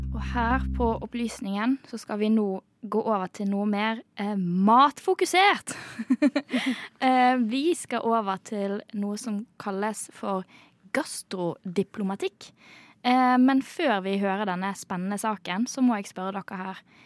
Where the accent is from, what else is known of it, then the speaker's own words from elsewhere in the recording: Bergen, Vestland, Norway; jeg kommer jo fra Bergen